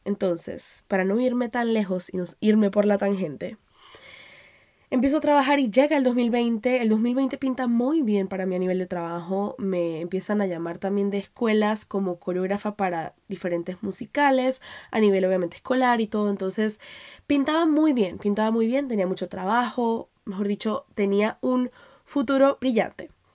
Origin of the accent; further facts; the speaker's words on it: Panama; moved away; also born or lived in Colombia; salir de Panamá, que era donde yo vivía antes, donde me, donde me crié, eh, porque yo nací en Colombia